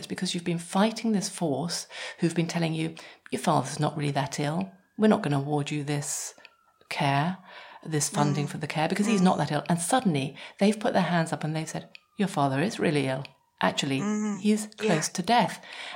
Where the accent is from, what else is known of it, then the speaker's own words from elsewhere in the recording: England, United Kingdom; I'm English